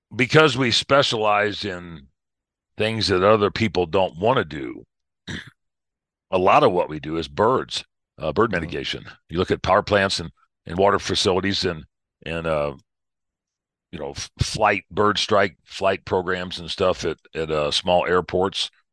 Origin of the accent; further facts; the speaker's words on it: Missouri, United States; now in Colorado, United States; Originally, uh born in Missouri